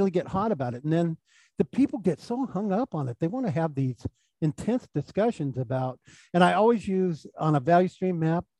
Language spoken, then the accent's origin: English; Silicon Valley, California, United States; I'm from Silicon Valley